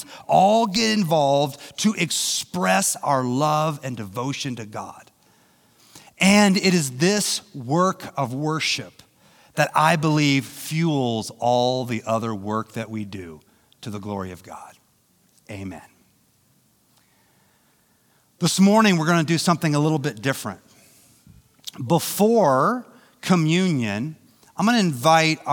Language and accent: English; St. Joseph, Missouri, United States; I grew up in St. Joe.